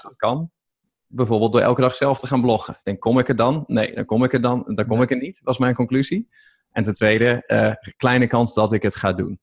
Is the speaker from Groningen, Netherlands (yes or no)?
yes; East Groningen, Netherlands; ik kom uit Oost-Groningen